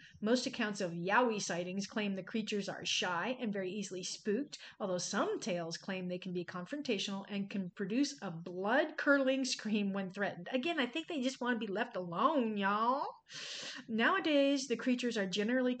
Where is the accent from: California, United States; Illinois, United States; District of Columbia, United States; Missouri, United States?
Missouri, United States; my home state